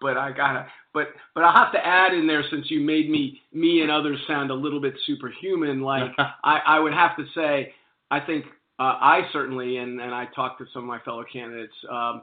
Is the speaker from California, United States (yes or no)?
no; New Orleans, Louisiana, United States; accent: New Orleans; moved away as an adult; now in Montgomery County, United States; I grew up in New Orleans, Louisiana